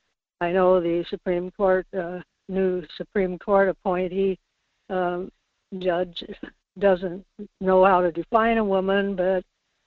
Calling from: Kodiak, Alaska, United States; calling from Kodiak.

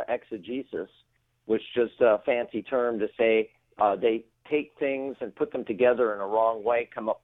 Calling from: Woodland Hills, California, United States; I am right now in Woodland Hills.

